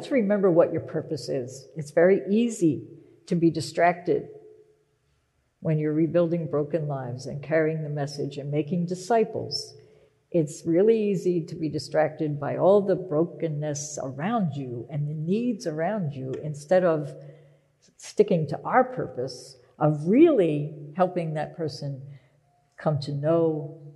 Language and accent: English; Pennsylvania, United States; moved away as an adult; also born or lived in Philadelphia; now in Boston, United States; I was born in Philadelphia, but I grew up in this little tiny town that's not even on a map, in Pennsylvania